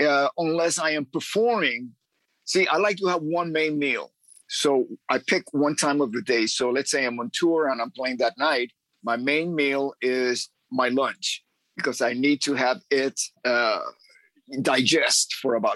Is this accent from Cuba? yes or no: yes; Cuba; also born or lived in Miami; now in Los Angeles, United States; I'm originally from Cuba.